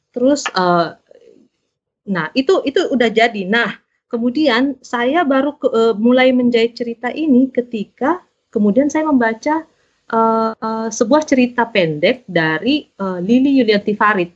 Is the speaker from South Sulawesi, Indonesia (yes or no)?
yes; Makassar, South Sulawesi, Indonesia; moved away as an adult; now in Belgium; Saya asli Makassar, Sulawesi Selatan